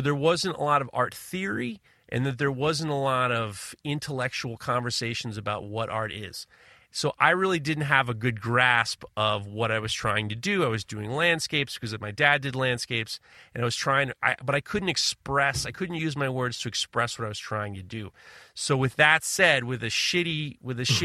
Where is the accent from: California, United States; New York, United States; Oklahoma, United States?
New York, United States; as a New Yorker